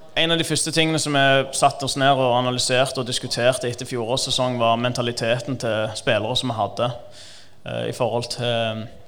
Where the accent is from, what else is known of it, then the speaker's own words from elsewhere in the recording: Stavanger, Rogaland, Norway; also born or lived in Iran; kom til Norge da jeg var tre år, og har stort sett bodd der hele livet utenom når jeg studerte